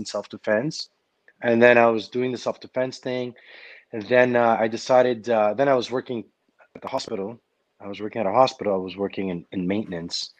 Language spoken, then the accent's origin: English; Montreal, Quebec, Canada; I grew up in Park X